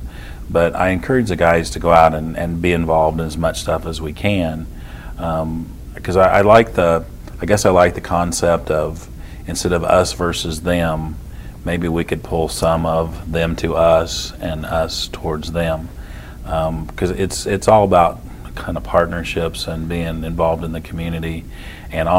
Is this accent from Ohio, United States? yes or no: no; Cainsville, Missouri, United States; now in Trenton, United States; I grew up in Canesville, which is about 45 minutes away